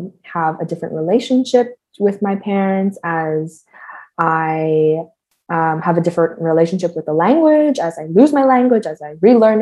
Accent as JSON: {"language": "English", "town": "Toronto", "region": "Ontario", "country": "Canada", "tie": "born or raised there", "moved": "as an adult", "lives_now": "Montreal, Canada", "said": "I am a filmmaker born and raised in Toronto, based in Montreal now"}